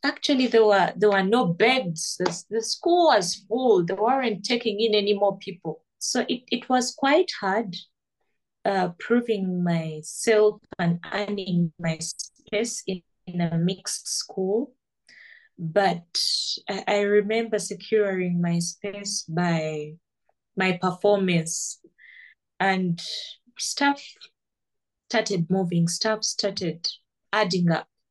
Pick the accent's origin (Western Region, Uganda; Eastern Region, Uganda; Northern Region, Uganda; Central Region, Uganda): Central Region, Uganda; Kampala; I was born down here in Kampala.